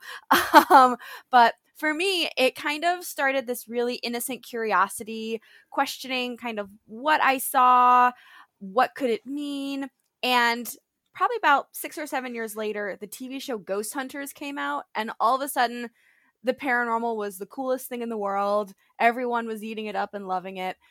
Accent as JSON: {"language": "English", "town": "Buffalo", "region": "New York", "country": "United States", "tie": "born or raised there", "moved": "as an adult", "said": "I was born and raised in Buffalo, New York"}